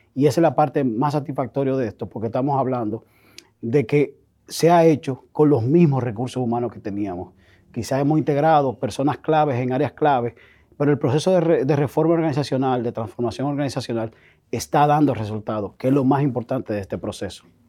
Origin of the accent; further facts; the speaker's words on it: Dominican Republic; Nosotros como sociedad dominicana